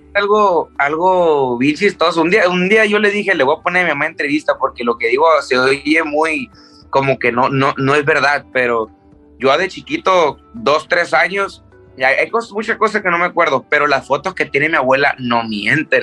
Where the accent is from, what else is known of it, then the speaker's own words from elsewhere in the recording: Tijuana, Baja California, Mexico; also born or lived in Culiacán, Sinaloa; yo me siento de Tijuana porque me crié en Tijuana